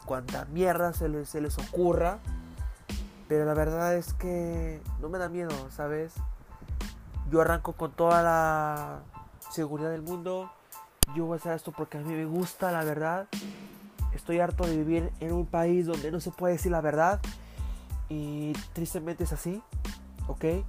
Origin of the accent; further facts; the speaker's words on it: Mexico; Yo soy mexicano